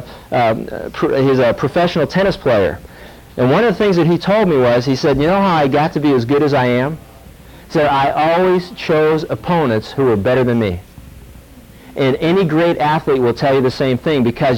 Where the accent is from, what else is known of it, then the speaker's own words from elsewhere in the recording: Pittsburgh, Pennsylvania, United States; I grew up in Pittsburgh